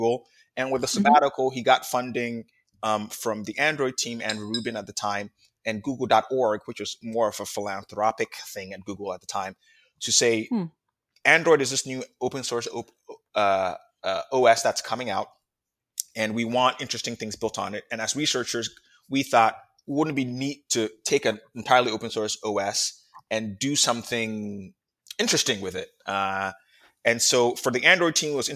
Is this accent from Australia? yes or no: no; Ghana; moved away; I was born in Ghana